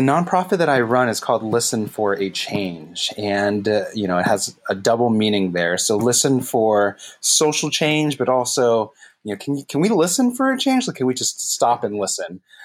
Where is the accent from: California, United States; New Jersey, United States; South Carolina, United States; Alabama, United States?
California, United States; San Jose; also born or lived in San Francisco; I'm born and raised in the Bay Area, East Side San Jose kid right here